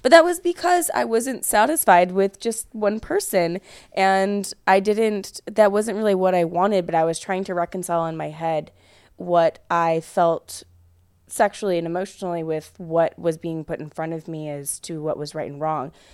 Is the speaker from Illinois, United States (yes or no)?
yes; thirty miles outside of Chicago, Illinois, United States; moved away as an adult; also born or lived in Aurora, Illinois; I grew up thirty miles outside of Chicago. So I grew up in cornfields. I grew up in a town of five thousand